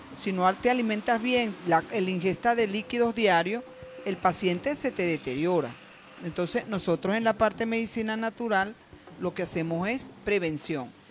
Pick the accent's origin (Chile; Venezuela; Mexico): Venezuela; Barquisimeto, Lara; en Barquisimeto, que es de donde yo soy, del estado Lara